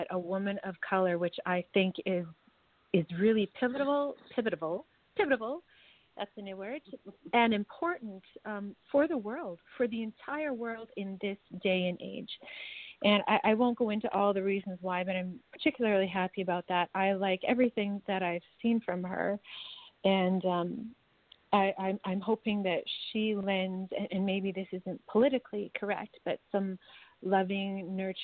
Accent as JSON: {"language": "English", "country": "Canada", "said": "as a Canadian"}